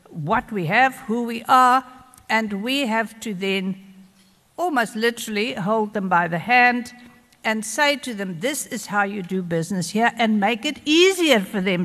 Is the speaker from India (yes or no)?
no; KwaZulu-Natal, South Africa; we in KwaZulu-Natal